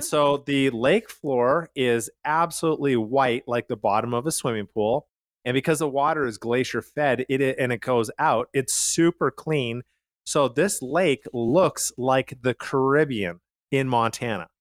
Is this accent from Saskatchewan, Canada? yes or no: no; Calgary, Alberta, Canada; moved away; I'm from Calgary